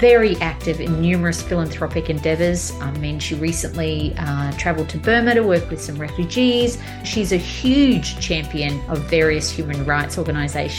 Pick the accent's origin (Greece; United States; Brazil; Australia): Australia; a company in my hometown, Australia